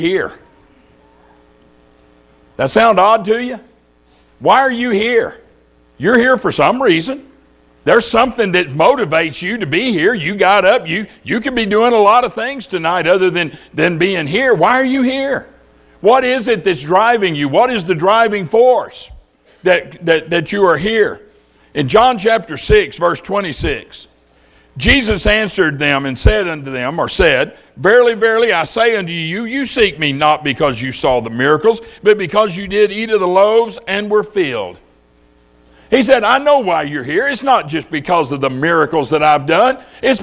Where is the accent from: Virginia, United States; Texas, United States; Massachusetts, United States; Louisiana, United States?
Louisiana, United States; When I was a boy growing up in Louisiana